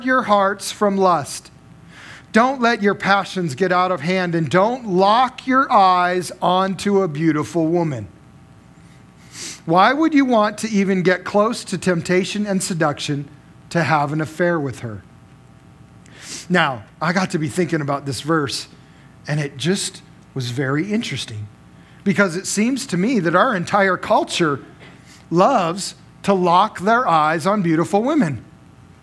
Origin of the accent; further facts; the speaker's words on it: Las Vegas, Nevada, United States; now in Cheney, United States; I grew up in Las Vegas